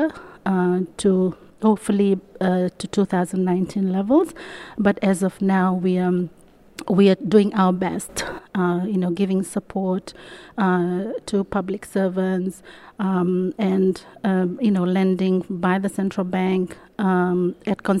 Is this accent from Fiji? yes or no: yes; Fiji; I come all the way from Fiji, which is in the Pacific